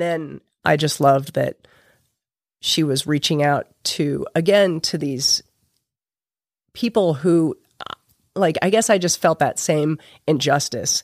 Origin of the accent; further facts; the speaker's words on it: Utah, United States; now in St. George, United States; I grew up in Utah County.